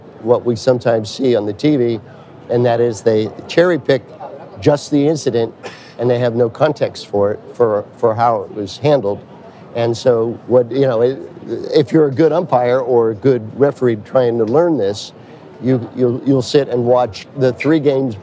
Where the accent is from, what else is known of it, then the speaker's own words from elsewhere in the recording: Pittsburgh, Pennsylvania, United States; I'm from Pittsburgh, Pennsylvania.